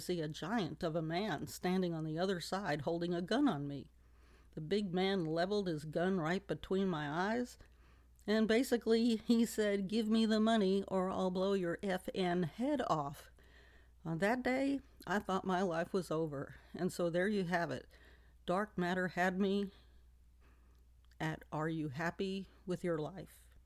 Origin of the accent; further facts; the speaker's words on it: New York City, New York, United States; I was born and raised in New York City